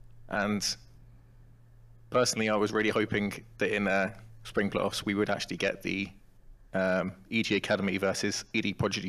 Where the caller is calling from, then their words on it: Northampton, East Midlands, United Kingdom; I am calling from Northampton, England.